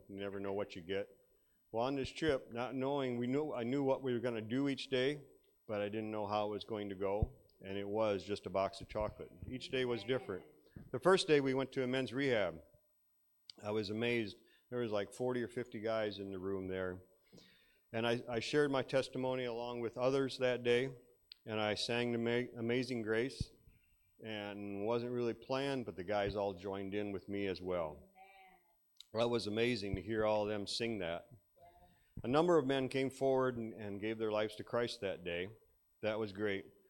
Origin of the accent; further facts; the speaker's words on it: Iowa, United States; I grew up in Iowa here. I'm just a farm boy.